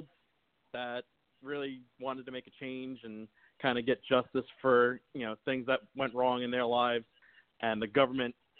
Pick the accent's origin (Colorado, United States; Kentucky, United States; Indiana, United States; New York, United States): New York, United States; now in Georgia, United States; I'm originally from New York